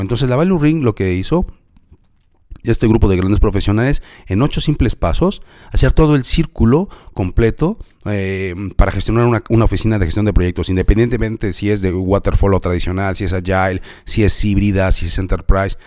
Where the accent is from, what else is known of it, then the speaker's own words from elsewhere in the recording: Mexico; yo soy de México y en México decimos como la del payasito